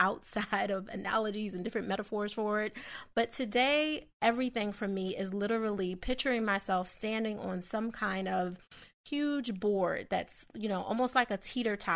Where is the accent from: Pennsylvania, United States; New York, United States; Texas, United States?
Pennsylvania, United States; Philadelphia; I'm from Philadelphia